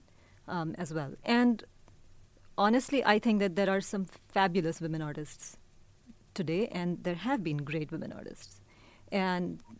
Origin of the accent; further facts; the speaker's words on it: India; now in Bay Area, United States; I'm Indian, but I also think of the Bay Area as home.